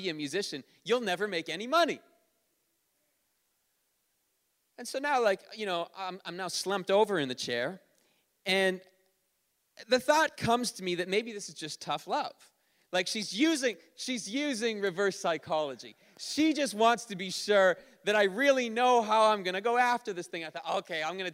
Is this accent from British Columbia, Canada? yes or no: no; Ontario, Canada; moved away; I grew up in Ontario